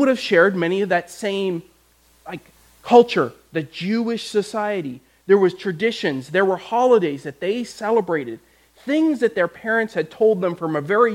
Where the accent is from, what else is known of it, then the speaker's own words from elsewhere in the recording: Canada; I grew up in Canada